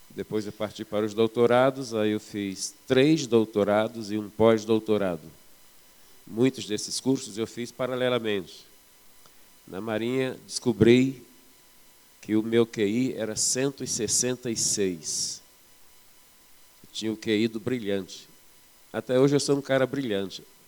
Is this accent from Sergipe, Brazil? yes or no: no; Belford Roxo, Rio de Janeiro, Brazil; moved away as an adult; now in Minas Gerais, Brazil; eu morava em Belo Roxo, na Baixada Fluminense. Eu sou do estado do Rio. Agora eu sou mineiro, porque já estou, já vai fazer 20 anos que eu estou aqui.